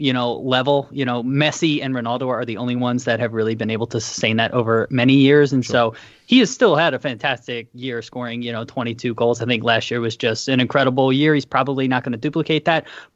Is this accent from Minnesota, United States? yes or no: no; Philadelphia, Pennsylvania, United States; now in San Jose, United States; I am from Philly